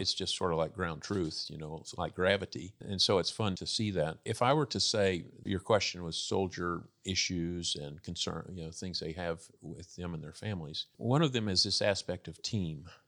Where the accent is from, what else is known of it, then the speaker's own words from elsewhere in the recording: Texas, United States; I grew up in Texas